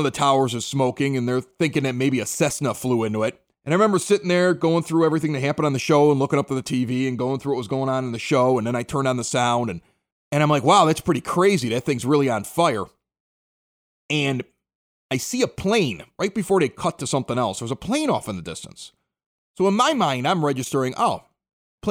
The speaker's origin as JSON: {"language": "English", "town": "Chicago", "region": "Illinois", "country": "United States", "moved": "yes", "said": "I was from Chicago."}